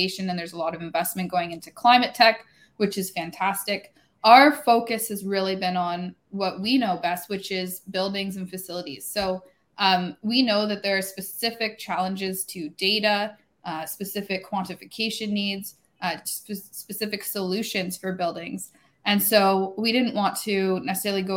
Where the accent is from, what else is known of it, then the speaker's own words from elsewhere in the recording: Canada; I'm up here in Toronto as a Canadian